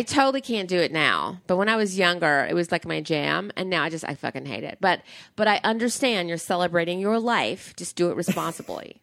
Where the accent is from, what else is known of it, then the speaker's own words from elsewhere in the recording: the South, United States; I grew up in the South